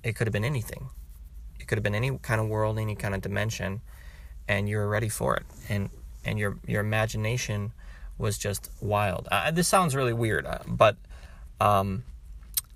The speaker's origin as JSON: {"language": "English", "region": "Wisconsin", "country": "United States", "said": "I'm from Wisconsin"}